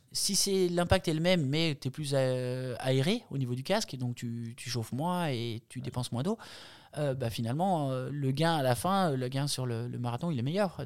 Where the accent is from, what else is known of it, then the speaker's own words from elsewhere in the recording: Jura, Bourgogne-Franche-Comté, France; moved away as an adult; also born or lived in Nice; now in Embrun, France; je suis originaire du Jura